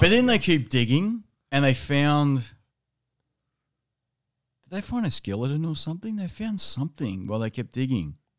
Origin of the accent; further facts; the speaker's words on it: Australia; as a Australian